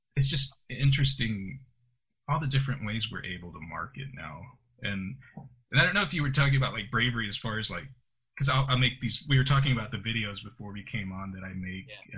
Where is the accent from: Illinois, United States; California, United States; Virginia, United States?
Illinois, United States; Chicago; I was born in Chicago